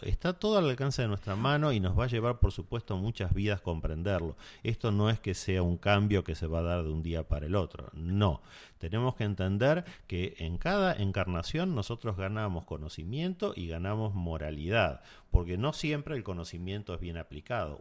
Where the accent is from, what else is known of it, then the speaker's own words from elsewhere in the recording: Argentina; en mi país, en Argentina